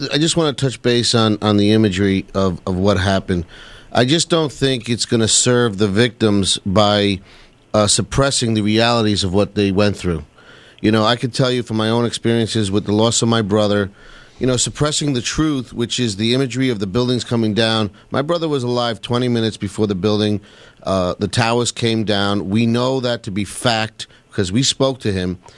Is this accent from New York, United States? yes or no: yes; New York City, New York, United States; I've been in New York my whole life. I grew up in Queens